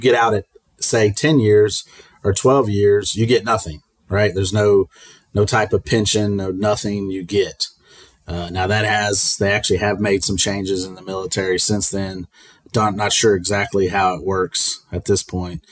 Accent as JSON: {"language": "English", "region": "North Carolina", "country": "United States", "tie": "born or raised there", "also_born_or_lived": "New Mexico / Germany / Nebraska", "moved": "as an adult", "said": "I grew up in North Carolina, moved around"}